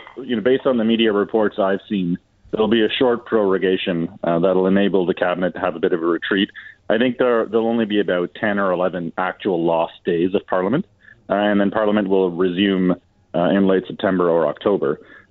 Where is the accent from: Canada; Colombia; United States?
Canada; So, you know, I'm very proud as a Canadian today that we have our first female minister, federal minister of finance.